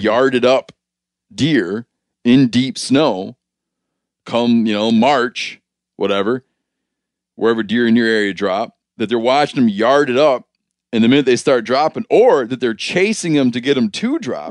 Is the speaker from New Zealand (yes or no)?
no; Michigan, United States; moved away; I grew up in Michigan